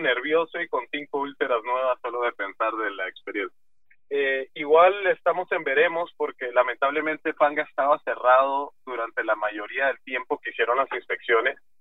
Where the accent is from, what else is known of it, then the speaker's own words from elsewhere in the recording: Panama; also born or lived in Guatemala; yo Panamá lo he recorrido todo